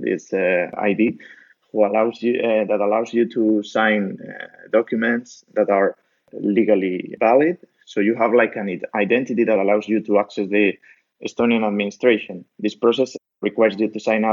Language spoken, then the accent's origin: English; Spain; moved away; I'm a micropreneur from Spain